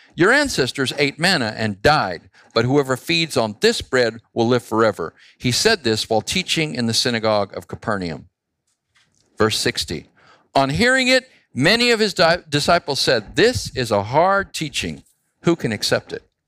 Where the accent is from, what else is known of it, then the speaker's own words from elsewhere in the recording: Phoenix, Arizona, United States; I grew up in Phoenix